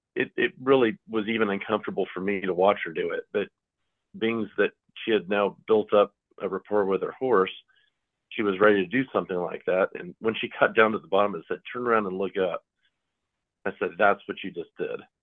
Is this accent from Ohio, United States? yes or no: no; Pasadena, California, United States; moved away; also born or lived in Kentucky; I grew up out west in Pasadena, California where my mother was a professional horse trainer